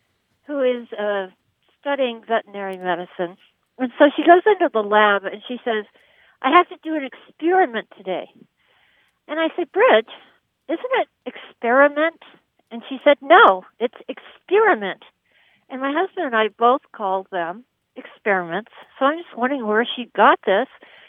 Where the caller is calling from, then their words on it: Big Sky, Montana, United States; Big Sky, Montana.